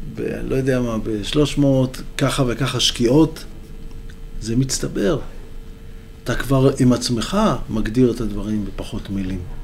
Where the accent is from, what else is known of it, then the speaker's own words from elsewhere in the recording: Holon, Tel Aviv District, Israel; now in Western Galilee, Israel; נולדתי בחולון